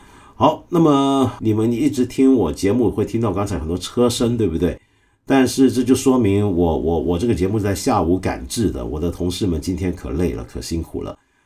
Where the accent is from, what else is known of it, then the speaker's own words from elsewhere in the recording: China; 我们中国人